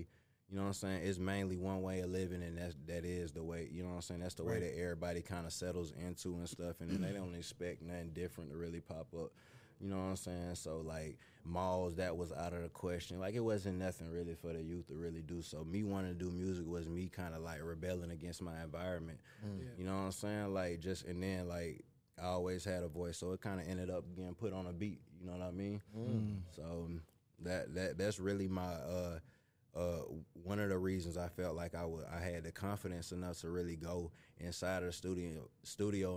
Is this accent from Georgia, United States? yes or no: yes; Vidalia, Georgia, United States; also born or lived in Miami, Florida; Growing up down south did have a lot to do with me wanting to do music as well, too. Like I say, I was born in Miami, so going to where I went to in Vidalia